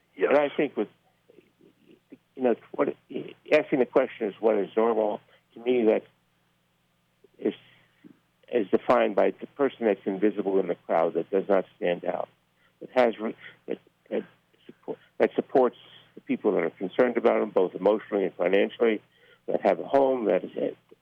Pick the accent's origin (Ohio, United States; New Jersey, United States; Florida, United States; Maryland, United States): New Jersey, United States; Newark; moved away as an adult; I grew up in Newark, New Jersey